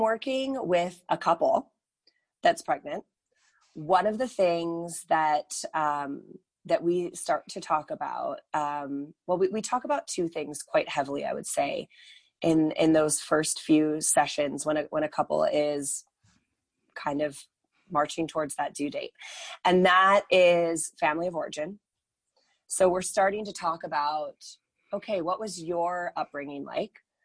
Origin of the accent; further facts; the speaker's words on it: United States; moved away as an adult; also born or lived in Northern California; now in Calgary, Canada; I am actually American. I moved to the beautiful city of Calgary in the beautiful country of Canada in 2009.